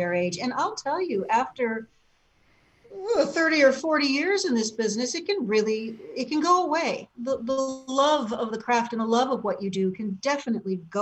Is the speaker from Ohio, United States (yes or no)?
yes; Cleveland, Ohio, United States; moved away; also born or lived in Illinois; Cleveland was a great town to grow up in.